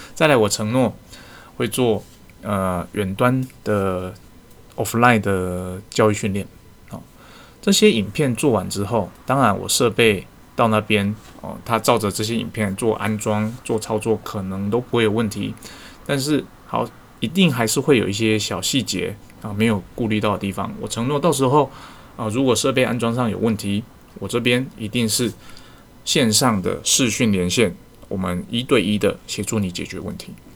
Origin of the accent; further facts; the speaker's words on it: Taiwan; 我们台湾人